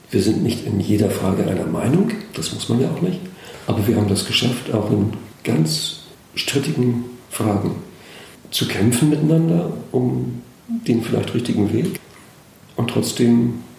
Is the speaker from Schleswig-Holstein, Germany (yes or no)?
yes; Schleswig-Holstein, Germany; Gewohnt habe ich immer in Schleswig-Holstein, ja. Geboren in Gelenkhusen, also hier